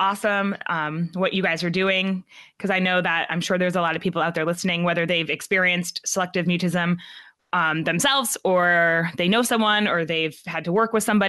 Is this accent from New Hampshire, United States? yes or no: yes; New Hampshire, United States; I was from New Hampshire